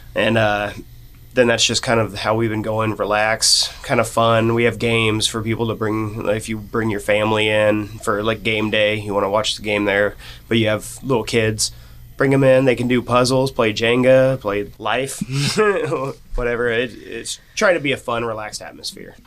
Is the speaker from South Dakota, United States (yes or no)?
no; Norton, Kansas, United States; And I came from Norton, Kansas.